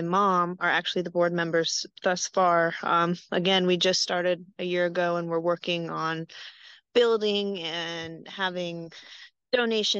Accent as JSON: {"language": "English", "town": "Greenville", "region": "North Carolina", "country": "United States", "tie": "born or raised there", "also_born_or_lived": "Denver, Colorado", "moved": "as an adult", "lives_now": "Columbus, United States", "said": "I was raised in Greenville, North Carolina"}